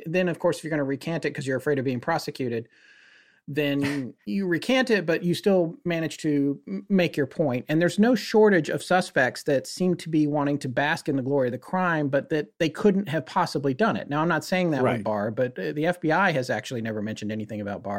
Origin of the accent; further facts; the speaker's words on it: North Carolina, United States; he actually is from my home state of North Carolina, where I live now